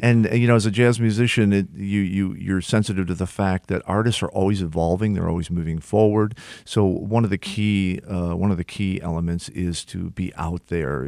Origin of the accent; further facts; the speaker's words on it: Detroit, Michigan, United States; my hometown